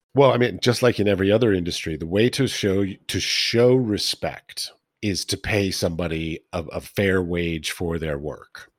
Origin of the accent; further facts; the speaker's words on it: Washington, District of Columbia, United States; I grew up in Washington D.C. near the Smithsonian uh, Institution